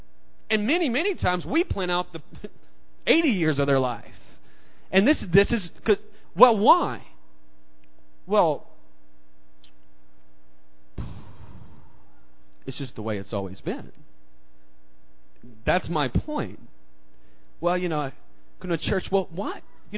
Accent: the South, United States; You know, I grew up in the South, and, you know, this is the South. Not quite as South as Mississippi.

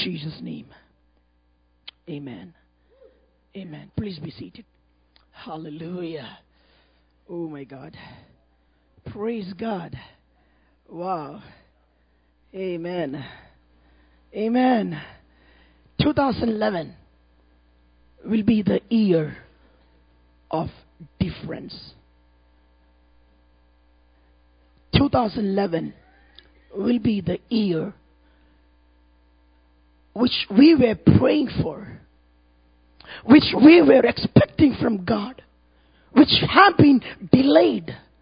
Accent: India; from India.

